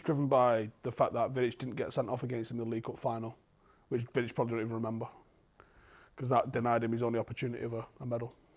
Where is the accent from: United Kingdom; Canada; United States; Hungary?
United Kingdom; Manchester, North West England